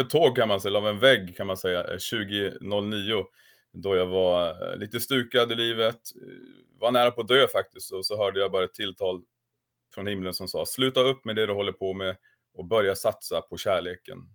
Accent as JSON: {"language": "Swedish", "town": "Kramfors", "region": "Västernorrland County", "country": "Sweden", "tie": "born or raised there", "moved": "as an adult", "lives_now": "Sigtuna, Sweden", "said": "jag kommer från Kramfors i grund och botten, uppvuxen i samma församling som Thomas Sjödin"}